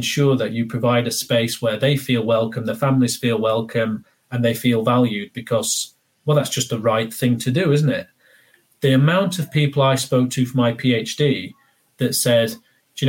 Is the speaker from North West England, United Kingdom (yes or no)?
no; Barnsley, Yorkshire and the Humber, United Kingdom; Barnsley, where I'm from. And I would just respond by saying, I'm from Yorkshire